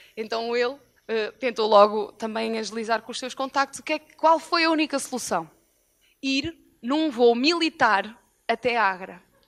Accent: Moimenta da Beira, Norte, Portugal; nós somos de Moimenta da Beira

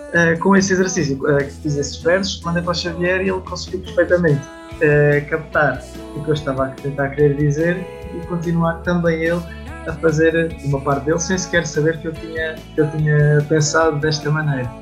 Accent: Aveiro, Centro, Portugal; tenho 25 anos, sou da Aveiro

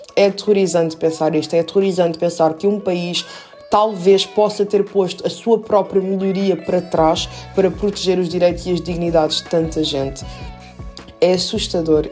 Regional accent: Lisbon, Portugal; also born or lived in Minas Gerais, Brazil; eu vim para Portugal com 3 anos de idade

